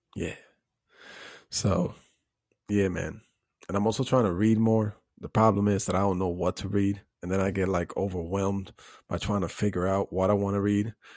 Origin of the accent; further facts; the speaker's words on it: Puerto Rico; growing up in Puerto Rico